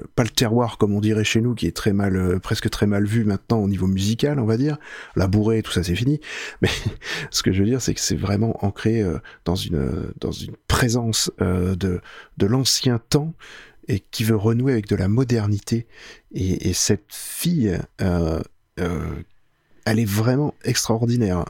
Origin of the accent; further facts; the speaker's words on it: France; chez nous en France